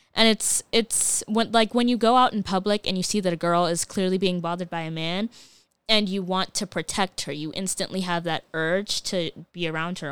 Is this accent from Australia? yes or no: no; Ghana; as a Ghanaian